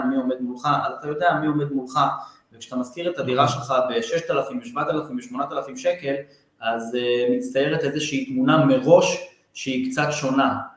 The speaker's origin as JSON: {"language": "Hebrew", "town": "Beersheba", "region": "Southern District", "country": "Israel", "said": "אני מבאר שבע"}